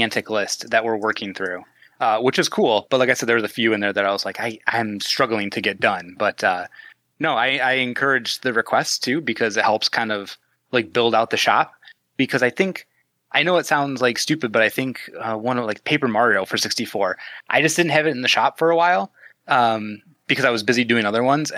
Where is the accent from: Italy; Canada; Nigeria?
Canada; Midwest Canada, Canadian Prairies; accent: Midwest Canadian; Midwest Canadian accent